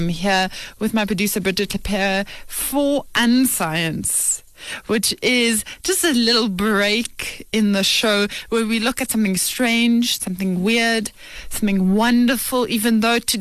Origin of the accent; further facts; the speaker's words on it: South Africa; as South Africans